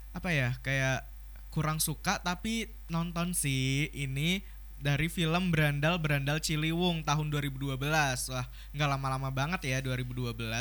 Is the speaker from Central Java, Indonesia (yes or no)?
yes; Batang, Central Java, Indonesia; Aku tuh dari Jawa Tengah ya, daerah Pantura gitu. Kalau nggak tahu tuh di daerah Batang